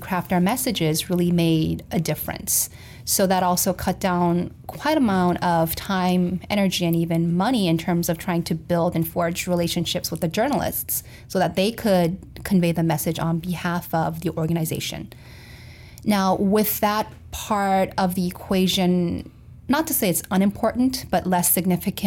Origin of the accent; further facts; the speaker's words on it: South Korea; moved away as an adult; also born or lived in Florida, United States / Missouri, United States; I experienced culture shock more so when I moved from Florida to Missouri than when I moved from Korea to Florida